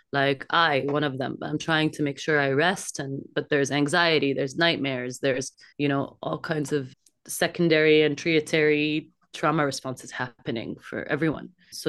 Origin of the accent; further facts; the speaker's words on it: Kuwait; born there; also born or lived in Jordan / Canada; I was born in Kuwait, and then in 1990, we experienced the war with Iraq, so we fled to Jordan, and then I also had 10 years in which I lived in Canada.